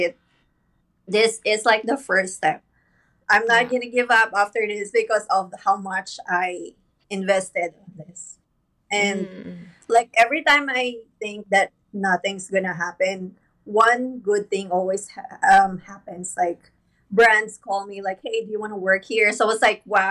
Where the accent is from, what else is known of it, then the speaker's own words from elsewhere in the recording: Philippines; moved away as an adult; now in Virginia, United States; I'm from the Philippines as well